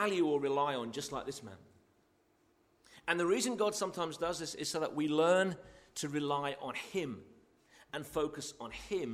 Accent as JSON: {"language": "English", "country": "United Kingdom", "said": "most of us are here are British"}